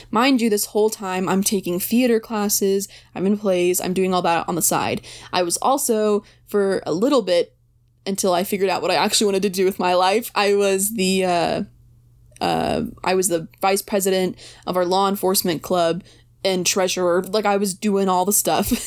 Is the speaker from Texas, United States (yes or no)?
yes; Texas, United States; I didn't think I wanted to stay in Texas